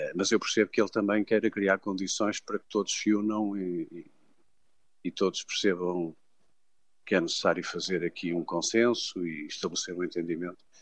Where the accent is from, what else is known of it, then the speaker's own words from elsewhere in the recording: Portugal; eu, enquanto português